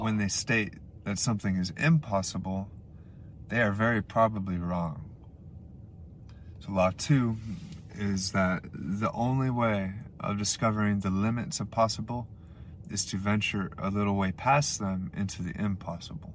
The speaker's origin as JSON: {"language": "English", "town": "Anchorage", "region": "Alaska", "country": "United States", "said": "I'm from Anchorage, Alaska."}